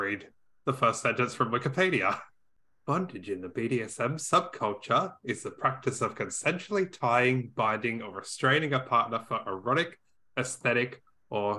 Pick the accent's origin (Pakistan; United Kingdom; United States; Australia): Australia; I'm the Aussie one